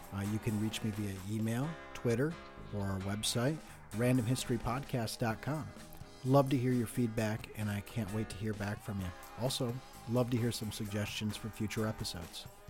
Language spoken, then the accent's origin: English; United States; as an American of Greek descent